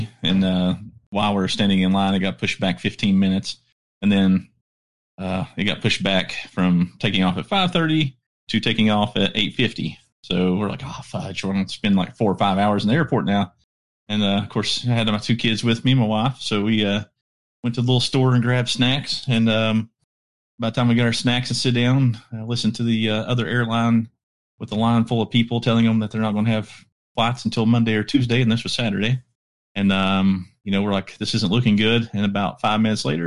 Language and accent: English; Johnson City, Tennessee, United States; We're from Johnson City, Tennessee.